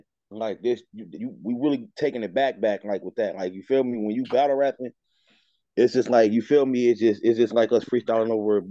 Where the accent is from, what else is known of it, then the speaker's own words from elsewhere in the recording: Dayton, Ohio, United States; I'm from Dayton, Ohio